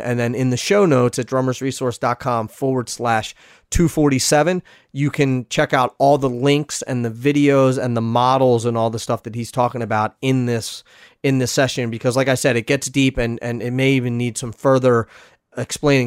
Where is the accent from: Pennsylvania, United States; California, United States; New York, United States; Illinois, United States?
Pennsylvania, United States; Philadelphia; my hometown in Philly